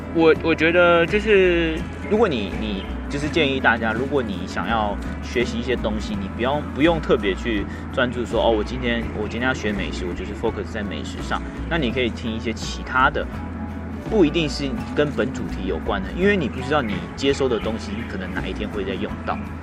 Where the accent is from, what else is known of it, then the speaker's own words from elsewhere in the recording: Hualien County, Taiwan; moved away as an adult; now in Taipei, Taiwan; 如果我在花莲